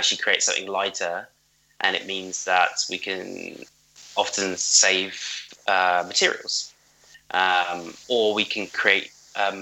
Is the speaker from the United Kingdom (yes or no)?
yes; United Kingdom; we are British.